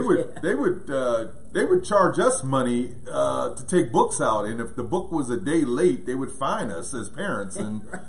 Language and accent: English; Pittsburgh, Pennsylvania, United States; we grew up in Pittsburgh, Pennsylvania